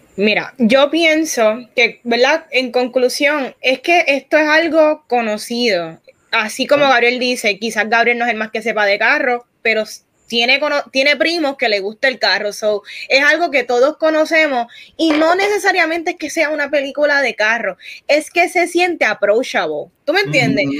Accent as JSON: {"language": "Spanish", "country": "Puerto Rico", "said": "aquí los cuatro somos puertorriqueños"}